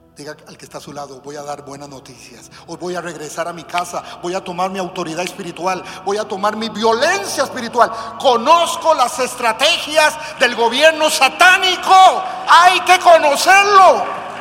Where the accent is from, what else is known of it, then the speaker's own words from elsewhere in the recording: Costa Rica; De Costa Rica